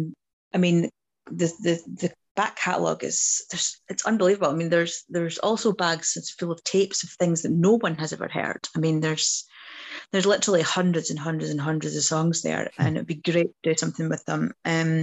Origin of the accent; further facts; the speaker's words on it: Dundee, Scotland, United Kingdom; set in my hometown